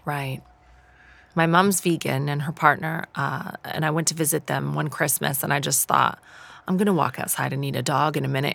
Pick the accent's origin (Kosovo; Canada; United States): Canada; moved away as an adult; now in United Kingdom; I come from Canada